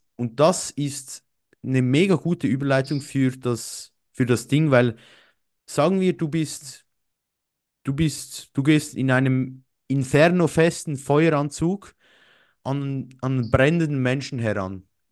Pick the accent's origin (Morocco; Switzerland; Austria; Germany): Switzerland; bei uns in der Schweiz